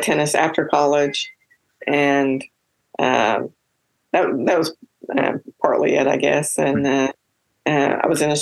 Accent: Kentucky, United States; moved away as an adult; now in Oklahoma, United States; I was born and raised in Kentucky

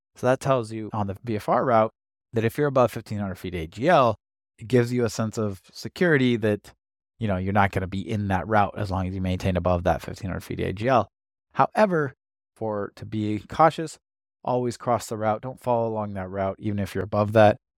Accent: United States; also born or lived in Washington / California; I grew up in Washington and California

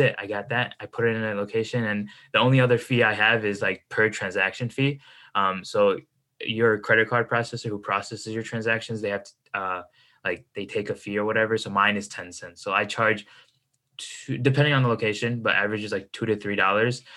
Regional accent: Chicago, Illinois, United States; I'm from uh, the Midwest, Chicago. That's where I stay

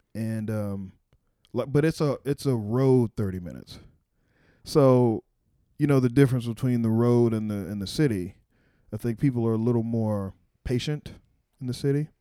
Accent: Waco, Texas, United States; now in Washington, D.C., United States; I'm from Waco

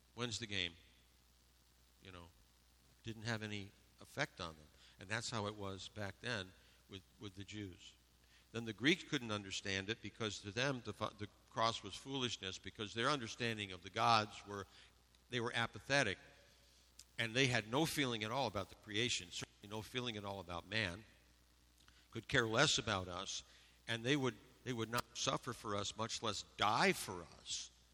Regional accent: Western New York, United States; I grew up in Western New York

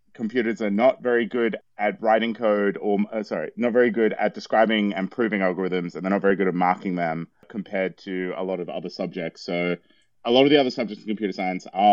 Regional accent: New South Wales, Australia; I'm from New South Wales

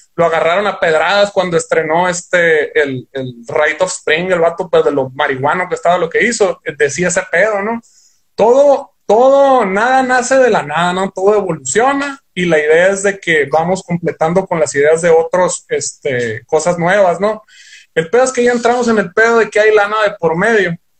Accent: Ciudad Obregón, Sonora, Mexico; nosotros somos aquí de Ciudad Obregón, Sonora, pero sí somos sonorenses

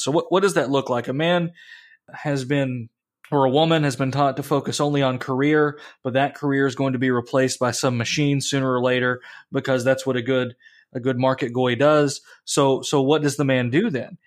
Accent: United States; I'm an American

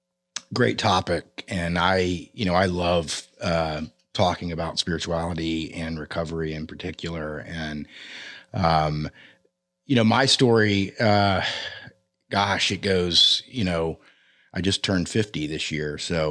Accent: Orlando, Florida, United States; I mean, I was born and raised predominantly in Orlando, Florida. And I'm the son of conservative Christian healthcare professionals.

